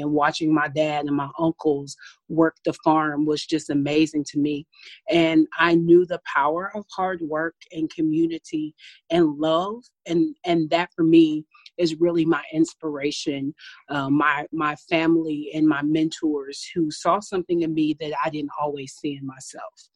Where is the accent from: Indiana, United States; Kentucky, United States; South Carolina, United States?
Kentucky, United States; Paducah; now in Milwaukee, United States; I'm from originally from Paducah, Kentucky. I'm really proud of where I'm from. I grew up on a tobacco farm